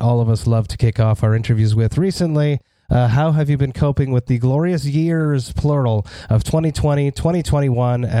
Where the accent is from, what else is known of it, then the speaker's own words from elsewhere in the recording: Montreal, Quebec, Canada; my hometown of Montreal